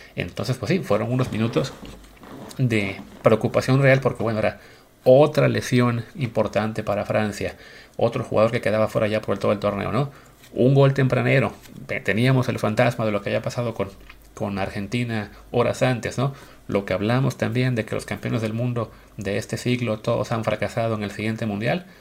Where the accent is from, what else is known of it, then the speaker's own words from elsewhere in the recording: Mexico; somos mexicanos